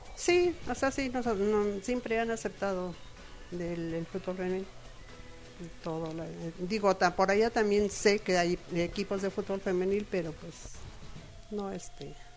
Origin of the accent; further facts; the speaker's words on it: Nicolás Romero, State of Mexico, Mexico; yo soy del Estado de México, en, del municipio de Nicolás Romero